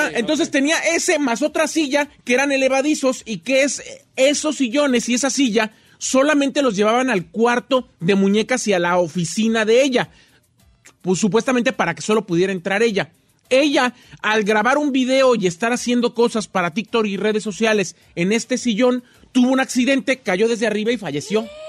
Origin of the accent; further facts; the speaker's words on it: Morelia, Michoacán, Mexico; yo soy de Morelia, Michoacán.